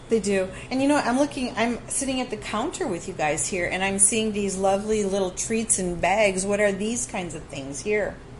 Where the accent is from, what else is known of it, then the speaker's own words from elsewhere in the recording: Wisconsin, United States; I grew up in Wisconsin